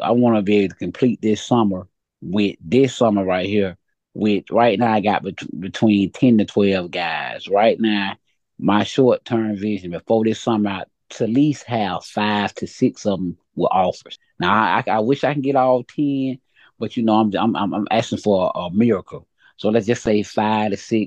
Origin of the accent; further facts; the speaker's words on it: Montgomery, Alabama, United States; also born or lived in Atlanta, Georgia; I'm from Montgomery. I moved to Atlanta last year and came back to Montgomery